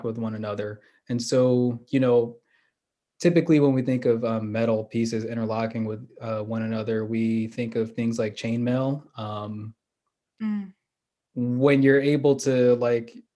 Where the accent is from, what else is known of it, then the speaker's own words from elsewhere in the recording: Philadelphia, Pennsylvania, United States; I grew up in Philly